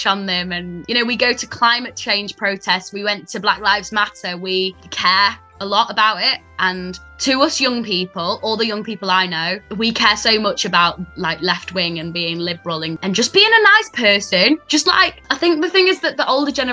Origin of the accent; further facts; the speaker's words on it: Sheffield, Yorkshire and the Humber, United Kingdom; I'm 20 years old and I'm from Sheffield in England.